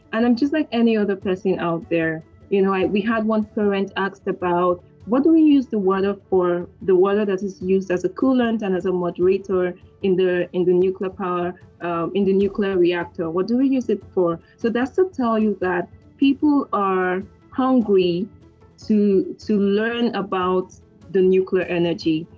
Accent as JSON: {"language": "English", "country": "Nigeria", "said": "I'm Nigerian"}